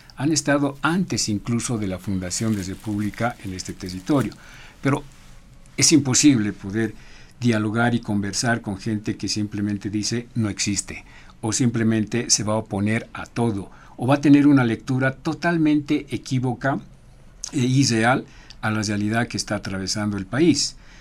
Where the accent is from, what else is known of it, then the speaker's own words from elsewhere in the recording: Bolivia; somos bolivianos